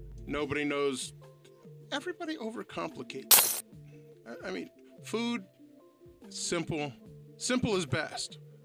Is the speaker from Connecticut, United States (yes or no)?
no; Ohio, United States; I grew up in Ohio.